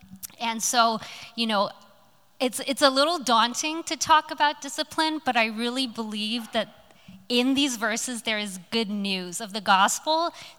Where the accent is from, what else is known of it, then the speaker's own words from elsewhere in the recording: Hong Kong; now in Los Angeles, United States; So I grew up in overseas in Hong Kong. I spent many years of my life there. And then I moved to a tiny little town called Los Angeles after that.